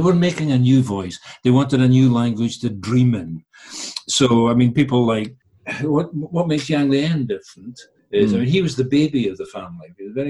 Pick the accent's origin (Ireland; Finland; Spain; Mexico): Ireland; Galway, Connacht; born there; also born or lived in Lagos, Nigeria / Edinburgh, United Kingdom / England / China; Me, I was born in Galway, but I lived in Lagos and I lived in Edinburgh. And as an adult, I've lived in England and China and Hong Kong.